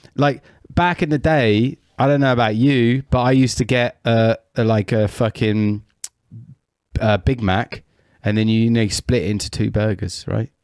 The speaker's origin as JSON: {"language": "English", "country": "United Kingdom", "said": "I'm British"}